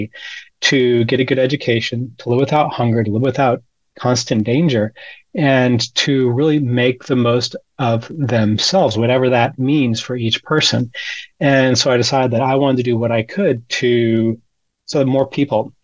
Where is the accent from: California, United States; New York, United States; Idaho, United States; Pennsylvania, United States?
Idaho, United States; I grew up in Idaho, and I remember we were driving around Southeast Idaho